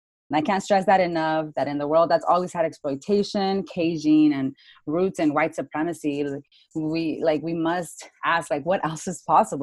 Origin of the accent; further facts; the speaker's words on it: Tucson, Arizona, United States; now in Phoenix, United States; I'm from Tucson, Arizona